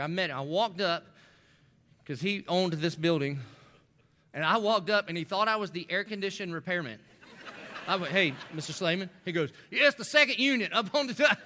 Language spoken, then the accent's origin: English; the South, United States; I didn't grow up in church, but I grew up in the South. So, like, every good Southern boy